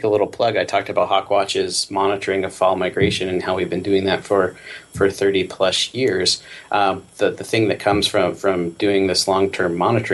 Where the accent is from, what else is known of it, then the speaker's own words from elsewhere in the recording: Texas, United States; moved away as an adult; also born or lived in Idaho; now in Utah, United States; I grew up in Texas